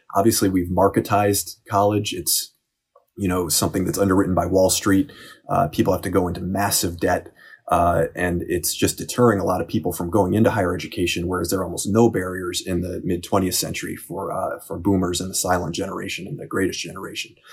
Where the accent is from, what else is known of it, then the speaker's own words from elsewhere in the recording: Cleveland, Ohio, United States; my hometown of Cleveland